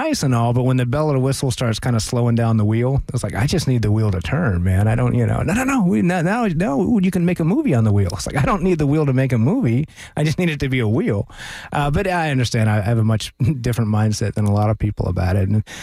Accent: Tampa, Florida, United States; I grew up in Tampa, okay. Florida

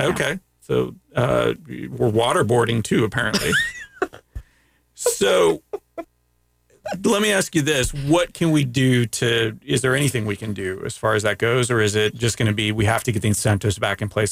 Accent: Central Florida, United States; first language Greek; English is a second language; also born or lived in Canada; I've lived in Florida for over forty-three years. In two parts of Central Florida.

